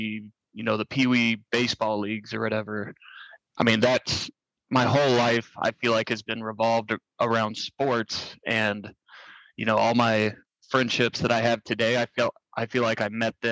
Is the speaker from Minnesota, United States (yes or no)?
no; Ozark, Missouri, United States; My hometown of Ozark isn't really anything different than any other city